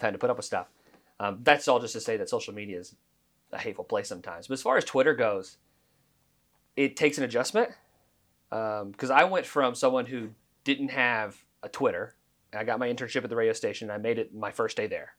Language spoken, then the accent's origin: English; Oklahoma, United States; growing up in Oklahoma